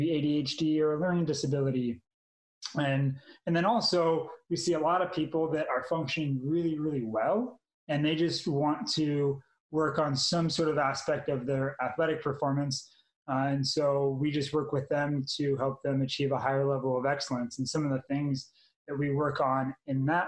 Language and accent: English; Manhattan Beach, California, United States; moved away as an adult; also born or lived in Utah / Iowa; now in Texas, United States; I'm originally from Manhattan Beach, California, so small little beach town